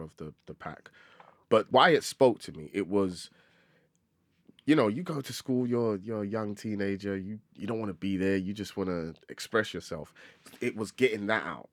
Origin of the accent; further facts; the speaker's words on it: London, United Kingdom; I grew up in Tottenham, terrible place, absolutely horrible place.